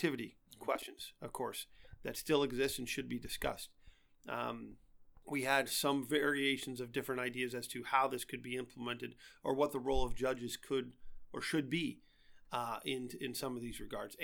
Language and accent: English; Allegheny County, Pennsylvania, United States; I'm from Allegheny County.